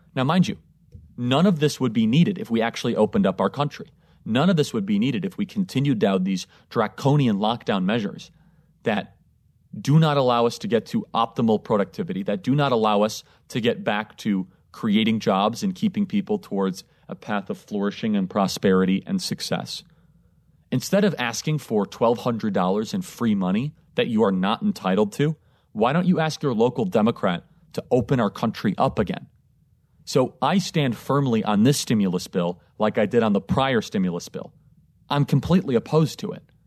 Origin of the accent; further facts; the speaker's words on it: Chicago, Illinois, United States; moved away as an adult; now in Florida, United States; I grew up in Illinois. I consider Chicago home. I consider it's where I'm from